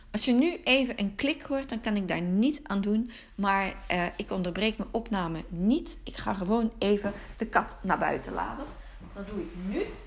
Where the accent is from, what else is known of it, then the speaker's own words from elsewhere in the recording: Antwerp, Flanders, Belgium; Park den Brand in Wilrijk bij Antwerpen. Waarom? Het is mijn geboortegrond. Eh, Park de Brand is het park van mijn jeugd.